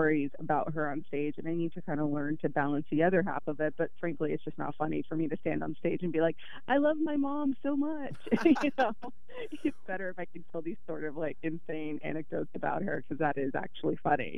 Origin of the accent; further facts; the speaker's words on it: Dallas, Texas, United States; moved away; growing up in Dallas